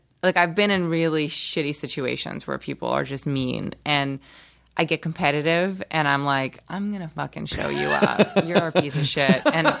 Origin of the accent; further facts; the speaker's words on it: New York City, New York, United States; also born or lived in Rio de Janeiro, Brazil / Los Angeles; I grew up in New York. Oh, you did? Yeah. Okay. New York City. I moved there when I was 7 from Brazil. I was born in Brazil. Spent that part of my life there.